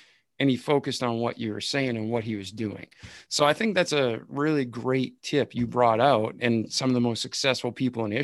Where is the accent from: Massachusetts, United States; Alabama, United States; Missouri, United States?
Massachusetts, United States; outside of Boston; I grew up outside of Boston.